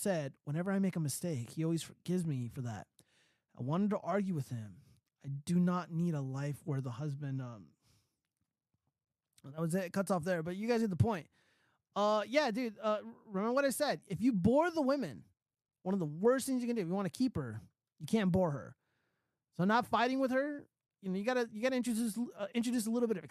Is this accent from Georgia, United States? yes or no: no; California, United States; I'm from California